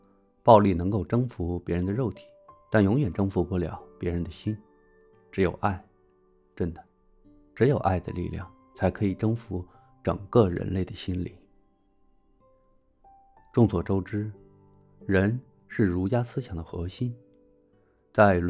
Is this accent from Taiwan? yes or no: no; Beijing, China; moved away as an adult; 我作为一个中国人，从北京这块土地长大的中国人，在五千年文化养育下的中国人